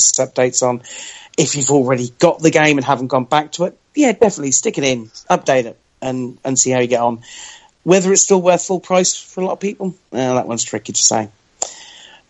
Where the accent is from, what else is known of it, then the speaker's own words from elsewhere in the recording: United Kingdom; as a British person